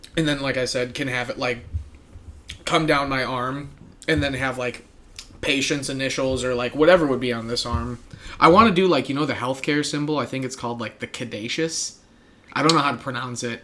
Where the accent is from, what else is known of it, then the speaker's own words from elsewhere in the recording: Midwest, United States; As a Midwesterner